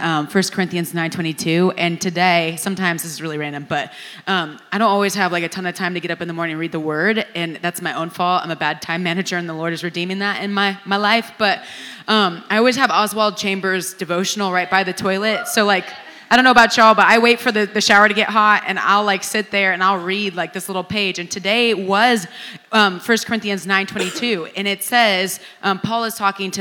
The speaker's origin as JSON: {"language": "English", "region": "California", "country": "United States", "tie": "born or raised there", "moved": "yes", "said": "I'm from California, you know? Like, I was raised in the hood because my mom's a cop"}